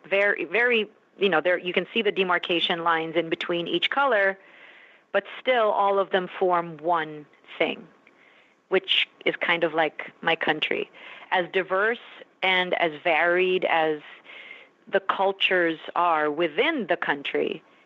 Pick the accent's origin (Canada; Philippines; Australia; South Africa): Philippines; as a Filipino woman, as a woman of color